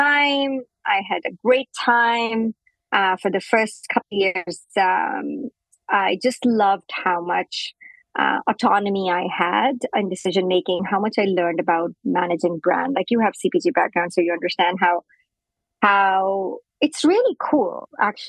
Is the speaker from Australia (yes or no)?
no; India; moved away as an adult; also born or lived in United States; now in Canada; I grew up in India